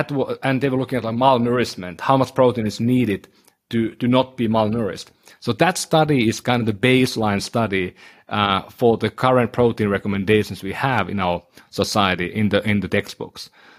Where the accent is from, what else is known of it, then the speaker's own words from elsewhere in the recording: northern Finland, Finland; so I'm from Northern Finland, my ancestry is certain type